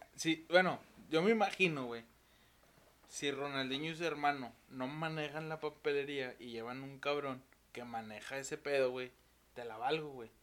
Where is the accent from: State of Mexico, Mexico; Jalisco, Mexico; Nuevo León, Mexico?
Nuevo León, Mexico; Monterrey; así le decimos aquí en Monterrey